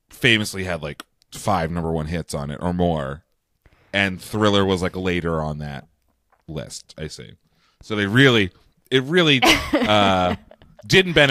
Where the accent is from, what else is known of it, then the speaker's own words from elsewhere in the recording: London, United Kingdom; I'm from London. I am.